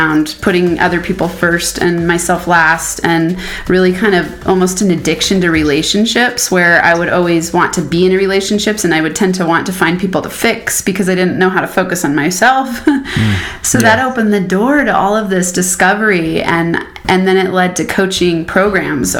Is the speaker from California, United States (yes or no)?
no; Boulder, Colorado, United States; I am from Boulder, Colorado